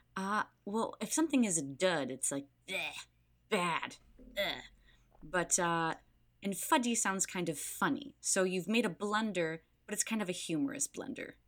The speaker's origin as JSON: {"language": "English", "town": "Palatine", "region": "Illinois", "country": "United States", "said": "I'm from Palatine, Illinois"}